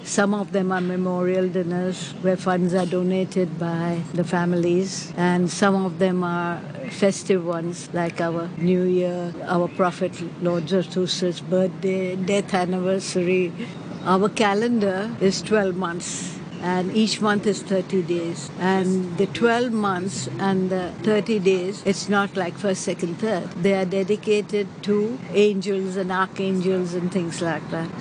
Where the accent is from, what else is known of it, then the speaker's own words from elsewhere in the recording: Karachi, Sindh, Pakistan; moved away as an adult; also born or lived in Bombay, India; now in Hong Kong; I was born in Karachi at that time, undivided India. But for university education, I moved to Bombay.